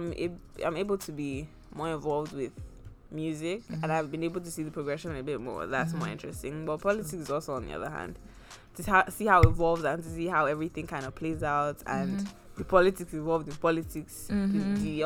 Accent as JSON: {"language": "English", "town": "Buckingham", "region": "South East England", "country": "United Kingdom", "tie": "born or raised there", "said": "You know, I grew up in Buckingham."}